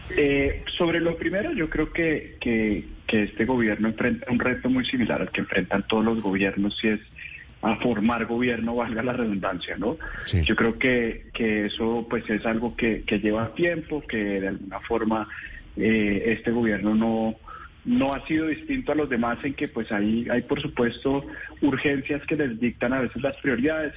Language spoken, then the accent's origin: Spanish; Colombia; como colombianos